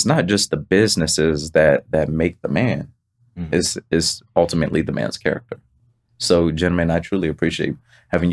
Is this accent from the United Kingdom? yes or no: no; Pompano Beach, Florida, United States; moved away; I'm from Pompano Beach, Florida